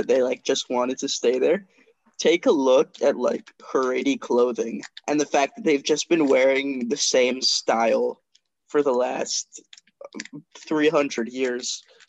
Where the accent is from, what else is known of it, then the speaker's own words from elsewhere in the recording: the South, United States; Like, so Miller's from like Wild West South, and I'm from Civilized South.